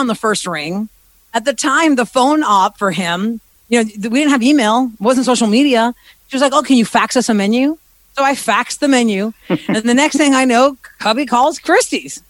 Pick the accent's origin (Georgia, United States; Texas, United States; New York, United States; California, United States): Texas, United States; Houston; moved away as an adult; also born or lived in Philadelphia; Born and raised in Houston, Texas, to a Greek family. My parents were born in Greece. I'm a first generation Greek American